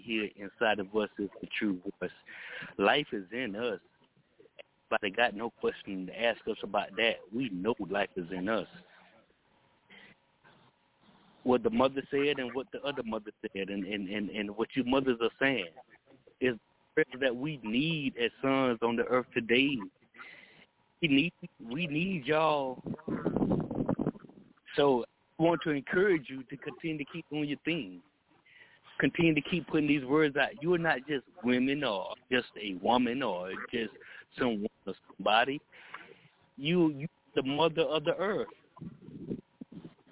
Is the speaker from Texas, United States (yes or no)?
yes; Texas, United States; I'm from Texas.